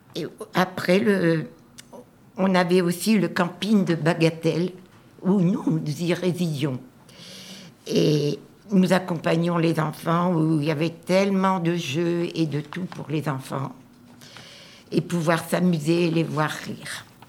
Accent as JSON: {"language": "French", "area": "Nord-Pas-de-Calais", "region": "Hauts-de-France", "country": "France", "tie": "born or raised there", "said": "je suis originaire du Nord-Pas-de-Calais"}